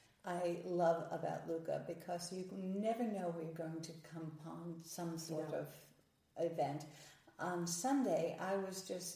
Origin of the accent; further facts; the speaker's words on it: Nashville, Tennessee, United States; I'm from Nashville, Tennessee, which is Music City, and there's street musicians all over the place.